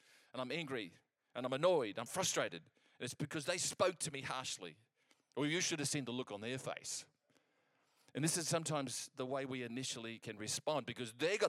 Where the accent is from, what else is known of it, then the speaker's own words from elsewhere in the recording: England, United Kingdom; I'm English, I can speak English